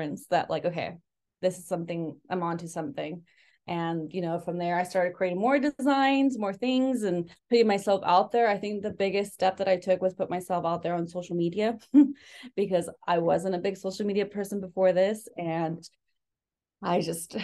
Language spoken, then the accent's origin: English; San Luis Obispo, California, United States; also born or lived in Mexico City, Mexico; I grew up in San Luis Obispo, California